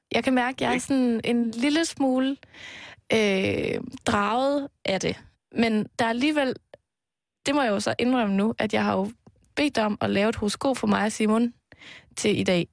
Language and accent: Danish; Aarhus, Central Denmark Region, Denmark; moved away; jeg har været hjemme i Aarhus, hvor øh, mine forældre bor